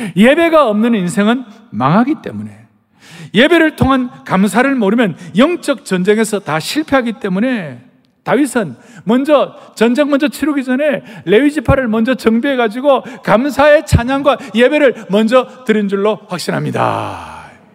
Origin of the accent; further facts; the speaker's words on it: South Korea; 우리 한국 사람들